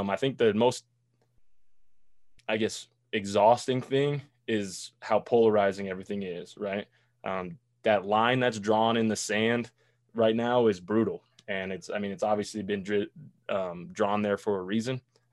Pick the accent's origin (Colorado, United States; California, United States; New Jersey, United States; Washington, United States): Colorado, United States; Boulder; moved away as an adult; also born or lived in Nebraska; I'm from Boulder, right? So I was raised with nothing but white people, white kids.